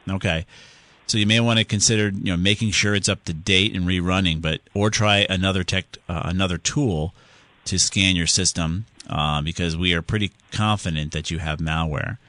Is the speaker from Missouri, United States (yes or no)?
no; Southington, Connecticut, United States; down there in Southington, my hometown